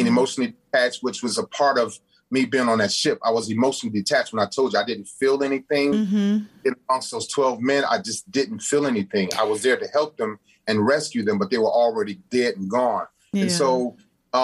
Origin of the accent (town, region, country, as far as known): Cleveland, Ohio, United States; moved away as an adult; also born or lived in San Diego